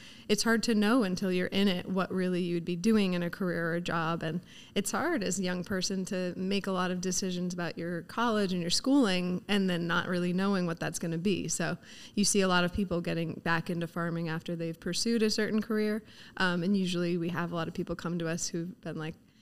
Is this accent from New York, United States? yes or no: yes; Laurel, New York, United States; also born or lived in New Zealand; I grew up out here on the North Fork in Laurel